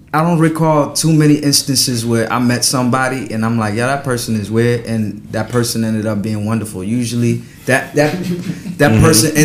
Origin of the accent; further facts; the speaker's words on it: Paris, Île-de-France, France; born there; I was born in Paris, France, so we know about wine.